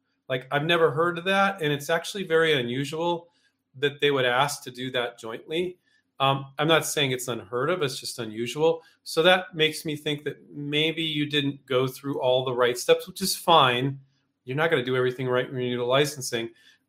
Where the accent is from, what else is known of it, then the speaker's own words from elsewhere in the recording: California, United States; it's been 14 years since I grew up in California, but 14 years since I moved.